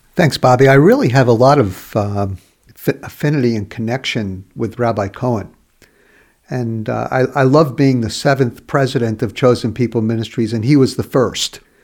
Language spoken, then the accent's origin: English; New York City, New York, United States; also born or lived in Brooklyn; I was born in Brooklyn, raised in the borough of Queens in New York City.